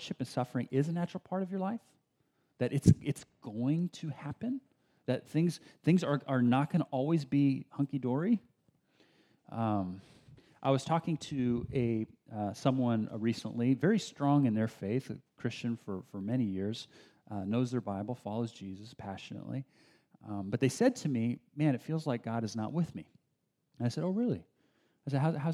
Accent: Bay Area, California, United States; also born or lived in San Diego, California; This is before we moved up to the Bay Area. I was born in San Diego, and my first few years of life in San Diego

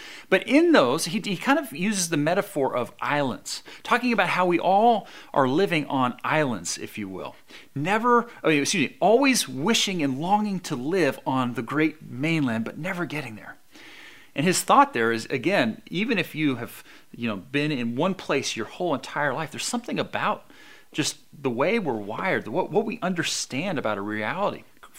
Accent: Albany, California, United States; also born or lived in San Diego; when I grew up in San Diego, I was raised there until about 11 years old when my family moved to the Bay Area, the East Bay, over there by Berkeley, a little town called Albany, which is really where I was more or less raised.

